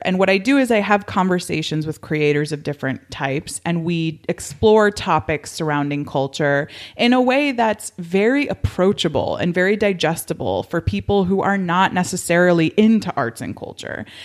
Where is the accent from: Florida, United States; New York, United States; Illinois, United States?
Florida, United States; Miami; I grew up in Miami